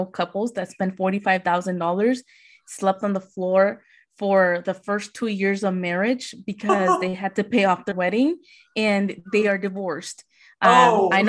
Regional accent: Las Vegas, Nevada, United States; I'm from Vegas

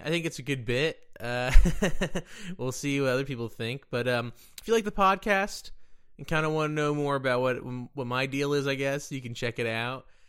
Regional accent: Dallas, Texas, United States; I'm from Dallas

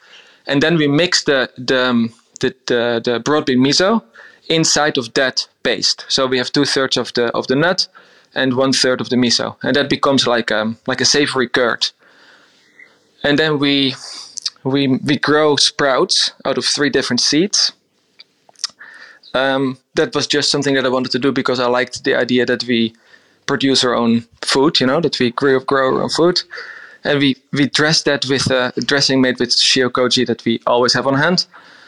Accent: Netherlands; moved away; I grew up on a little island in the top north of Holland. It's tiny. It's 60 kilometers around.

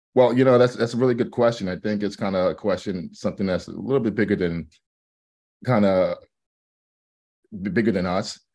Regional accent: New York City, New York, United States; moved away as an adult; also born or lived in Atlanta, Georgia; now in Los Angeles, United States; I'm from New York City, um, but obviously I live in L A now. And, um, the New York experience growing up

